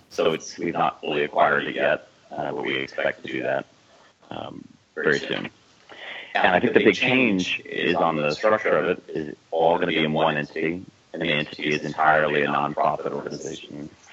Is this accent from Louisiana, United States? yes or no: yes; New Orleans, Louisiana, United States; moved away; I'm from New Orleans originally